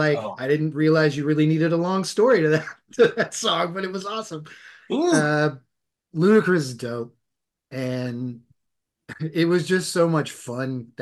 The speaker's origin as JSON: {"language": "English", "region": "the South", "country": "United States", "tie": "born or raised there", "said": "From growing up in the South"}